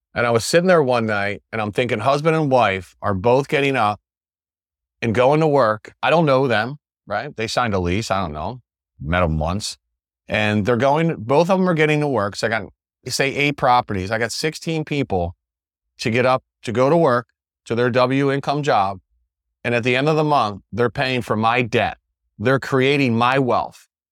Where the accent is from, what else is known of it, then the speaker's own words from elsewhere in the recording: West Chester, Pennsylvania, United States; moved away as an adult; now in Sarasota, United States; I'm from Westchester, Pennsylvania